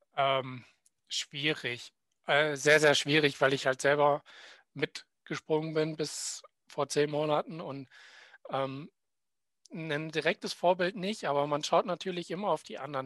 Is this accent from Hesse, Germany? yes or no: yes; Willingen, Hesse, Germany; in meinem Heimatort Willingen